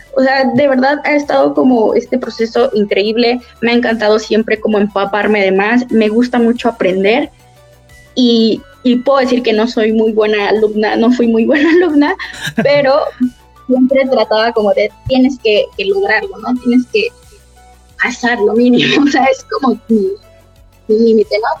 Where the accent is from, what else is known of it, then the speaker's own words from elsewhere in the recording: Cuernavaca, Morelos, Mexico; nosotros que somos de Cuernavaca, Cuernavaca Morelos